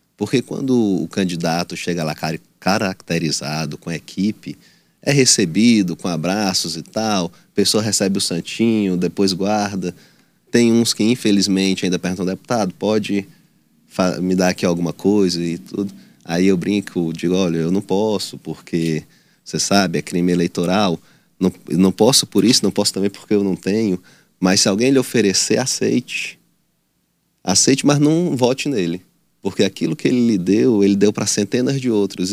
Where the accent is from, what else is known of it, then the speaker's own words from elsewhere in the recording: Teresina, Piauí, Brazil; eu sou aqui de Teresina, nasci em Teresina, na, na Dona Evangelina Rosa, mas minha família parte é de Batalha, outra parte de Piracuruca